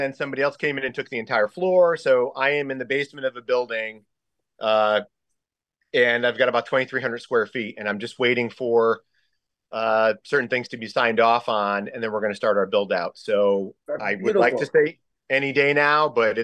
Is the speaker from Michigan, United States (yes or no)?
no; Bridgeport, Connecticut, United States; also born or lived in New Haven, Connecticut; now in Stamford, United States; I was born in New Haven. I was raised in Bridgeport for most of my youth, and I'm living in Stanford now.